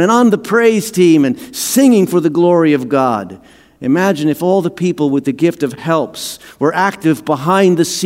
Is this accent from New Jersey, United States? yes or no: yes; New Jersey, United States; In the town that I grew up in New Jersey, we had a community pool.